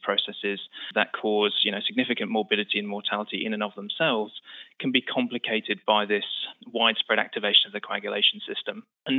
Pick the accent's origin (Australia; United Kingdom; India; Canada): United Kingdom; moved away as an adult; now in United States; as you can tell from the accent, I'm not originally from New York. We moved from the UK about 5 years ago.